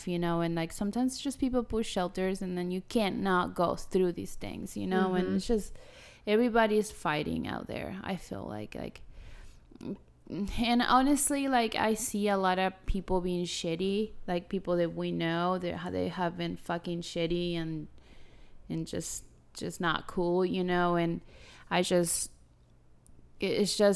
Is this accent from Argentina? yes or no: yes; Argentina; now in Houston, United States; I love being an Argentinian